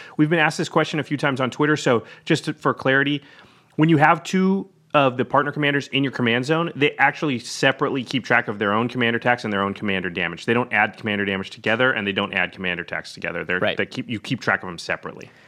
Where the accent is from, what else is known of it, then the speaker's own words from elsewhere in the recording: Hawaii, United States; As a Hawaiian